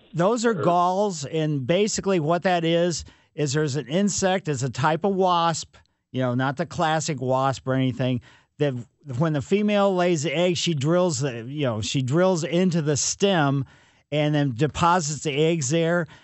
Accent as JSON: {"language": "English", "town": "Ellisville", "region": "Missouri", "country": "United States", "tie": "born or raised there", "said": "I grew up on Maple Lane in Ellisville"}